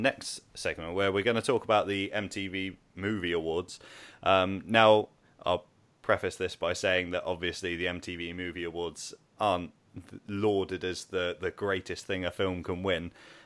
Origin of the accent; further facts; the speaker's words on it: United Kingdom; as a British man